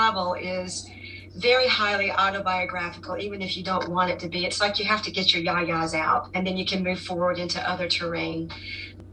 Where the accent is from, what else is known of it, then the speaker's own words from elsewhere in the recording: Greenville, North Carolina, United States; my hometown of Greenville, North Carolina